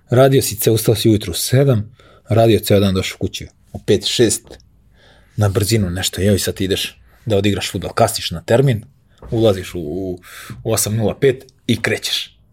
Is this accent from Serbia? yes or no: yes; Belgrade, Serbia